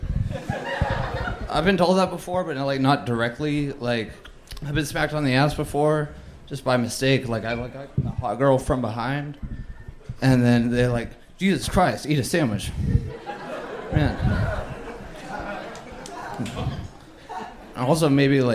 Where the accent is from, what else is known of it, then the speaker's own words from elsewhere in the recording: San Antonio, Texas, United States; I'm from San Antonio